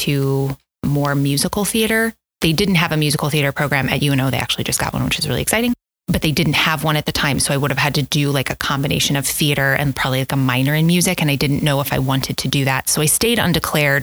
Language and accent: English; Omaha, Nebraska, United States; also born or lived in St. Louis, Missouri; I am originally from St. Louis, Missouri. All my extended family is there, and I spent very few years there. I moved to Omaha when I turned seven, and I've been here ever since